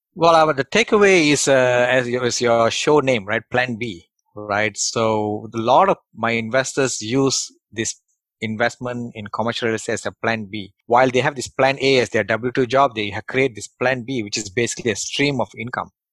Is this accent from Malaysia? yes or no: yes; Malaysia; English is a second language; moved away; who came from Malaysia and English is my third language